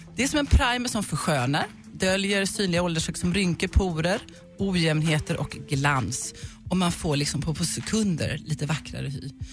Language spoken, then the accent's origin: Swedish; Huskvarna, Jönköping County, Sweden; jag är från Huskvarna